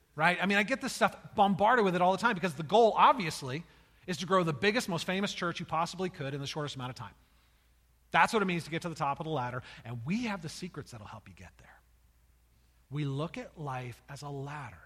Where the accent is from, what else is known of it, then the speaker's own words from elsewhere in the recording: United States; As Americans